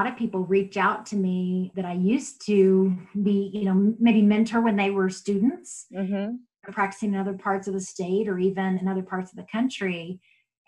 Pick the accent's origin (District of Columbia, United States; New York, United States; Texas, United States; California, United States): Texas, United States; moved away as an adult; also born or lived in Oklahoma; now in Yukon, United States; I grew up in Texas, but I came to Oklahoma to go to undergrad.